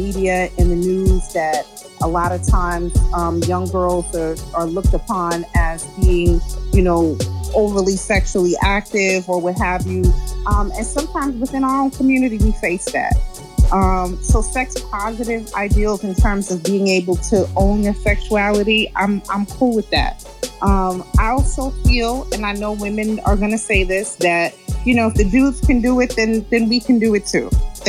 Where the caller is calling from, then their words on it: Georgia, United States; I'm calling from Georgia.